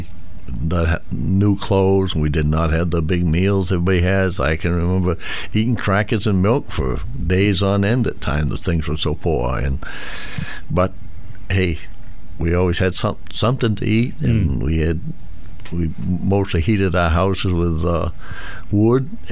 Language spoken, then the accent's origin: English; West Minot, Maine, United States; also born or lived in Lewiston, Maine / Poland, Maine; I was born in Lewiston. I spent my first 4 years in Poland and then raised up in West Minot